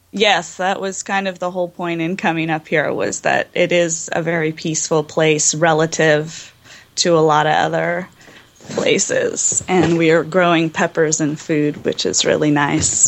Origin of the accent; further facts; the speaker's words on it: Los Angeles, California, United States; I grew up in Los Angeles